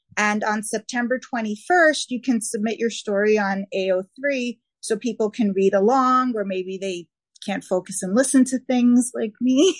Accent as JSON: {"language": "English", "region": "New York", "country": "United States", "accent": "New York", "said": "my New York accent"}